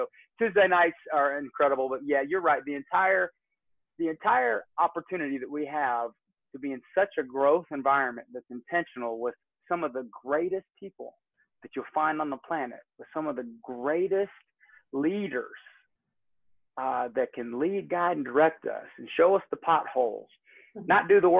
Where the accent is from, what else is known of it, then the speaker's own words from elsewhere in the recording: Michigan City, Indiana, United States; born there; now in Georgia, United States; And sometimes it's like climbing a sand dune in Northwest Indiana. I was born in Michigan City.